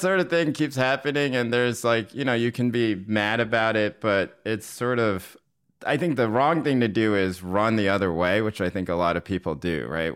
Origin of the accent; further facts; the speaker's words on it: North Carolina, United States; moved away as an adult; also born or lived in Maine / New York City; I went to college in Maine, and I grew up in North Carolina